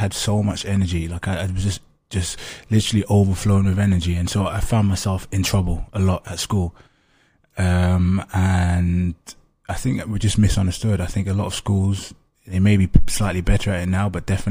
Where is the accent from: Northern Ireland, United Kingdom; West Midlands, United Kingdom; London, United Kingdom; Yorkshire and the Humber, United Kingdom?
London, United Kingdom; I grew up in East London, where there's like a high population of Africans, particularly kind of second generation Africans like myself.